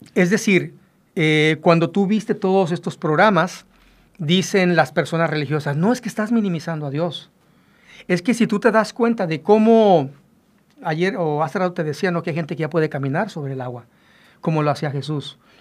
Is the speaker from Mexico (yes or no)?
yes; Mexico; nosotros los mexicanos